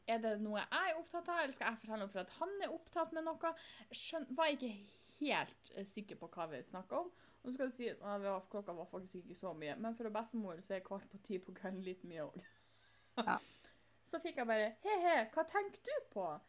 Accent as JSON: {"language": "Norwegian", "region": "Northern Norway", "country": "Norway", "said": "jeg er nordlending"}